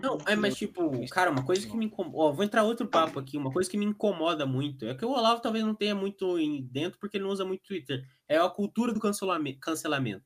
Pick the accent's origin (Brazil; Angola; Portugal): Brazil; Curitiba, Paraná; É que aqui em Curitiba, eu, eu sou de Curitiba denunciando aí